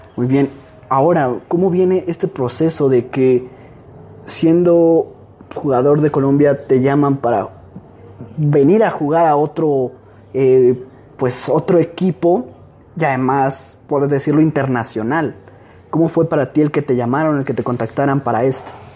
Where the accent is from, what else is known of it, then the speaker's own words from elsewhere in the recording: Mexico; somos los mexicanos